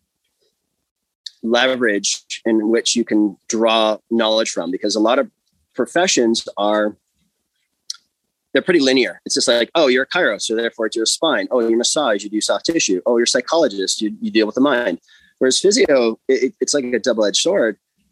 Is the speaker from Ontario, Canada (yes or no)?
yes; Alliston, Ontario, Canada; also born or lived in United States; So, I grew up in Alliston, and then undergrad went to the US for a soccer scholarship. Came back.